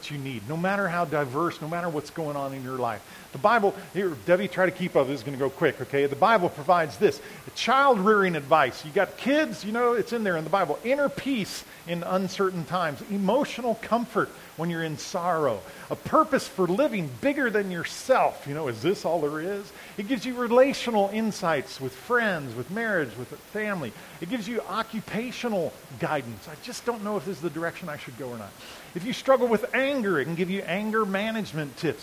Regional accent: United States; we as American people

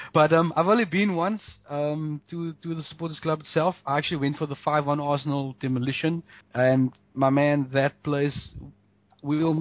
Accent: South Africa; being South African

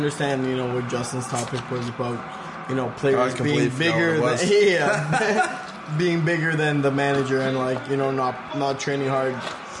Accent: England, United Kingdom; when I pick my England squad, because I am English, I will pick Stevie G over Lampard all the time.

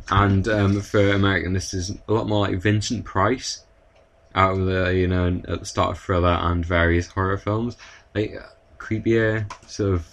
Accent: United Kingdom

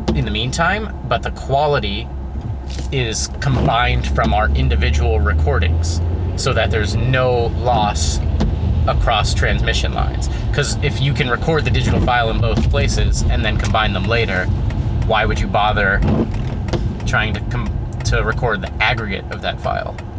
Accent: Hershey, Pennsylvania, United States; my hometown

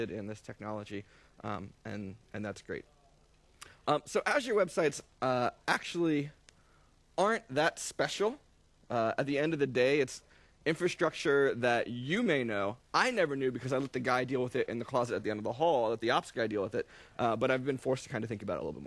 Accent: New York City, New York, United States; I'm from New York City

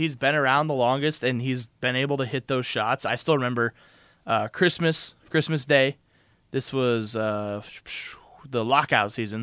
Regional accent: Montana, United States; being born and raised in Montana

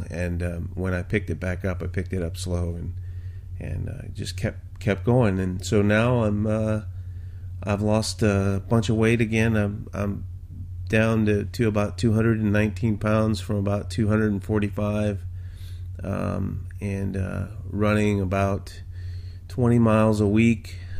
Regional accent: New Orleans, Louisiana, United States; I'm originally from Louisiana, although I haven't lived there in a long, long time, so my accent's completely gone. But I was from the New Orleans area.

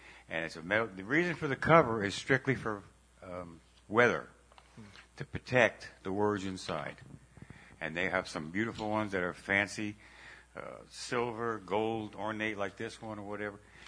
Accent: New York, United States; Growing up in New York

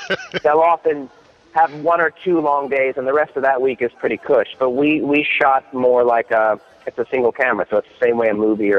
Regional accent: New York, United States; I'm from New York.

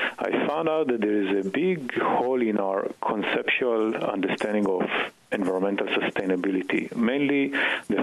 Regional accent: Israel; moved away as an adult; now in Boston, United States; I grew up in Israel and did a PhD in physics

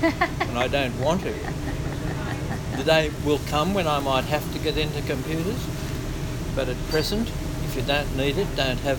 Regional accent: Carlingford, New South Wales, Australia; Yes, in New South Wales. place called Carlingford. We had a farm there, 35 acres of hobby.

